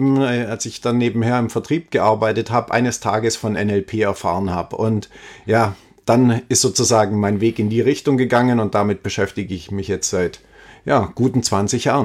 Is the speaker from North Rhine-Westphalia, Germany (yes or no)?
no; Ulm, Baden-Württemberg, Germany; Also ich komme aus Ulm, ja, ist meine Geburtsstadt